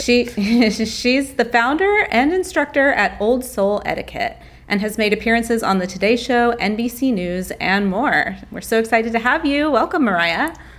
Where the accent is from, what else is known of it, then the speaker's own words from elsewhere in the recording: the South, United States; I grew up in the South